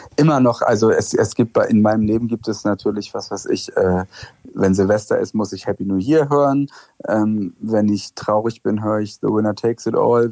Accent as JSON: {"language": "German", "region": "West Germany", "country": "Germany", "also_born_or_lived": "Friedrichshain, East Berlin", "moved": "as an adult", "said": "für mich als Wessi"}